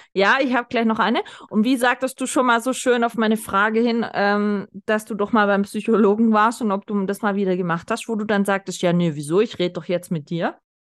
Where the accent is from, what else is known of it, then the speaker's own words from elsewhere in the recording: the South, Southern Germany, Germany; Bei uns im Süden